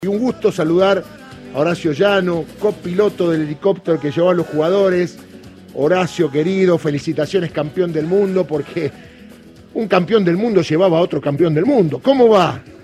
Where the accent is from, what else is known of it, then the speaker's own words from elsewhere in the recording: Argentina; todos somos argentinos